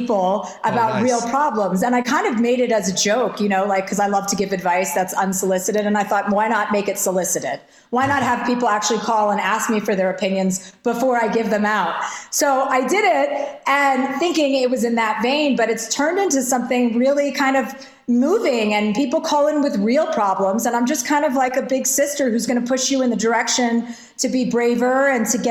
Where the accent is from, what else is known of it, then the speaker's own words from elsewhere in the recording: New Jersey, United States; I'm from New Jersey.